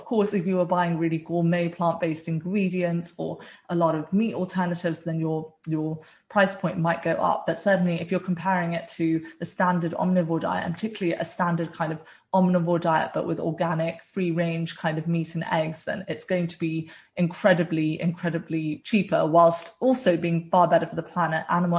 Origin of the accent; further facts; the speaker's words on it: South India, India; I'm originally Indian and from South India, and we have a really wide variety of plant-based dishes.